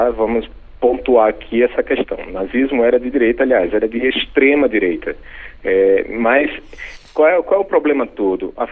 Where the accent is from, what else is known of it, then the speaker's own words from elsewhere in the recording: Northeast Region, Brazil; accent: nordestino; moved away; morando no Nordeste. Então, você vê que meu sotaque é